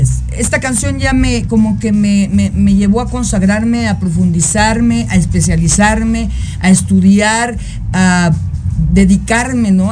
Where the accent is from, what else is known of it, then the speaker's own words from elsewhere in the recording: Mexico; en nuestra historia como mexicanos